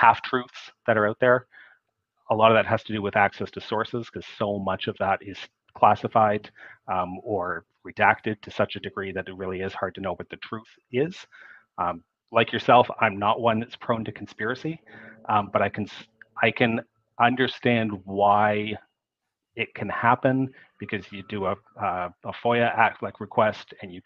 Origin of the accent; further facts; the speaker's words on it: Canada; I'm a Canadian.